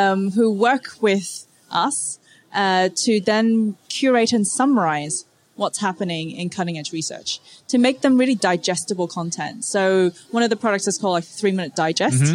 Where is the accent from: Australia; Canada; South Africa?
Australia; also born or lived in Hong Kong; my family's originally from Hong Kong and I grew up in Australia